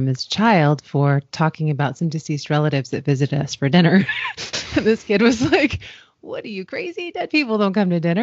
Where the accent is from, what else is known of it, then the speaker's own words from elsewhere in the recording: Washington, District of Columbia, United States; I grew up in Washington, D.C. in the U.S.